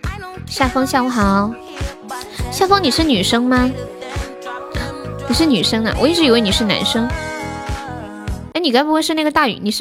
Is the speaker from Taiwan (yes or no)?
no; Sichuan, China; 对呀，我是四川人，马上二零二零年了。